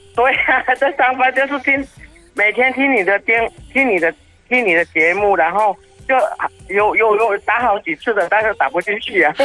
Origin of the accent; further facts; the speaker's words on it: Zhuolan, Miaoli County, Taiwan; accent: Hakka; moved away; also born or lived in Songyuan (garbled, lives now); 我的家里是住苗栗左兰